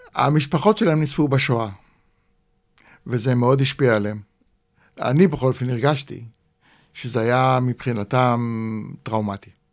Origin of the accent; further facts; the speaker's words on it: Rishpon, Central District, Israel; also born or lived in Kibbutz Shefayim; נולדתי בקיבוץ שפיים, ואחרי הפילוג הגדול, בשנת uh, אה, 50, ההורים עזבו את הקיבוץ ועברו לרשפון המושב